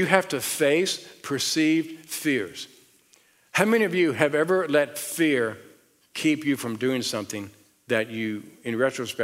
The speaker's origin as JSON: {"language": "English", "region": "the South", "country": "United States", "accent": "southern", "moved": "as an adult", "said": "my southern accent"}